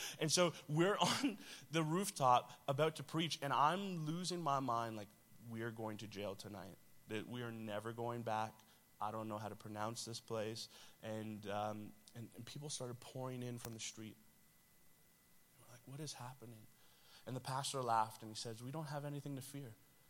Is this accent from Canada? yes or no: yes; Toronto, Ontario, Canada; It's not far. I'm from Toronto, so, right? Like, what is happening up there that is making everything about our city and system change?